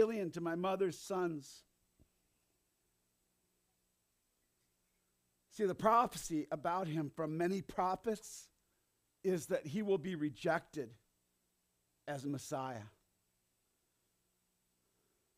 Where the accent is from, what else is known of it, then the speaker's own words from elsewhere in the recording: Hinsdale, Illinois, United States; I grew up in Hinsdale